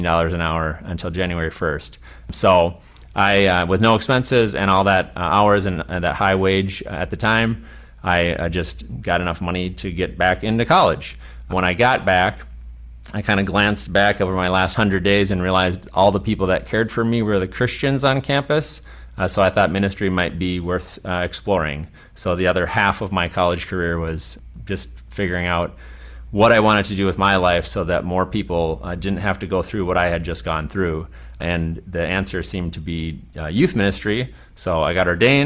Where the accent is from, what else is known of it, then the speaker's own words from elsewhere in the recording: Midwest, United States; We're Lutheran from the Midwest